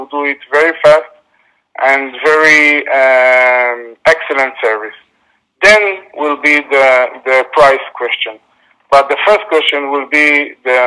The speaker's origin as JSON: {"language": "English", "country": "Israel", "said": "I'm from Israel."}